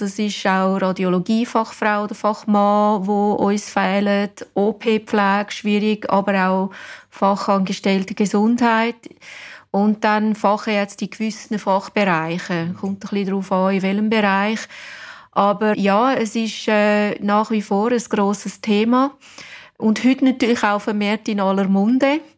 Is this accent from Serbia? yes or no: no; England, United Kingdom; German is a second language; now in Wädenswil, Switzerland; Und ja, ich bin Engländerin, aber ich glaube, man hört es nicht mehr.